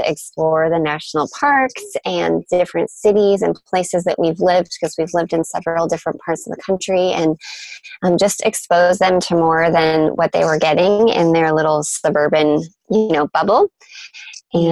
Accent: Canada; moved away; So I'm Canadian, and all of my family still lives in my small hometown in Canada

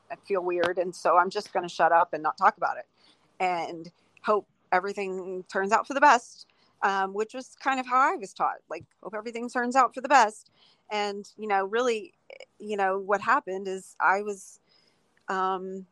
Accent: Houston, Texas, United States; it was just a conservative Texas family. I'm from Houston

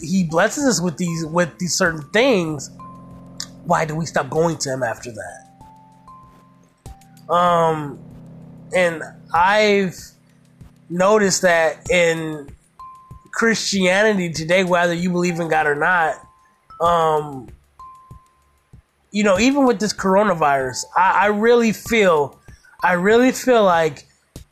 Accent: Toledo, Ohio, United States; I grew up in Toledo, Ohio

